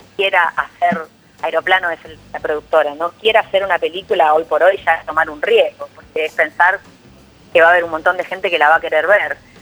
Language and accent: Spanish; Uruguay; moved away as an adult; now in Argentina; yo claramente soy uruguaya, vivo hablando del Uruguay